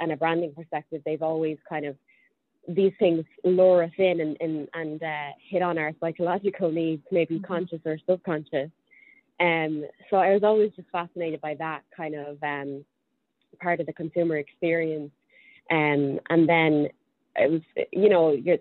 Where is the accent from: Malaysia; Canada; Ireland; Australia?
Ireland; Dublin, Leinster; moved away as an adult; now in New York City, United States; I was born and raised in Dublin, lived there for 24 years until I moved over here to New York City